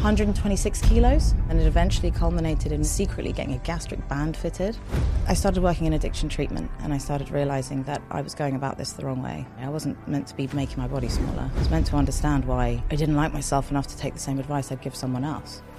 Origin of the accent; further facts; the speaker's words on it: London, United Kingdom; first language Farsi; English is a second language; also born or lived in United States; I was born here. I was born in North London